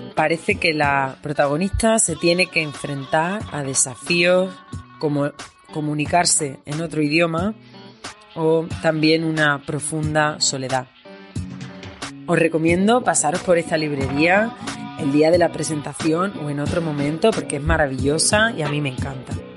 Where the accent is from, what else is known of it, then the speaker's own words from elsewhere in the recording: Andalusia, Spain; moved away as an adult; now in Berlin, Germany; Soy andaluza, vivo aquí desde hace ya unos años